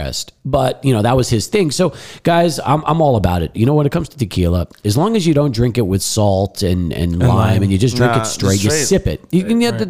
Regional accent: El Paso, Texas, United States; also born or lived in Brooklyn, New York / Massapequa Park, Long Island, New York; I grew up in El Paso. Born in New York, was born in Brooklyn. Then lived in Long Island

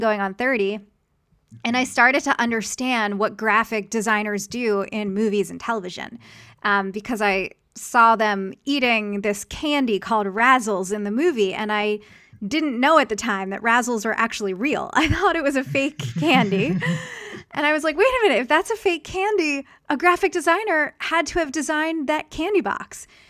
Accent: Philadelphia, Pennsylvania, United States; moved away; I grew up in Philadelphia

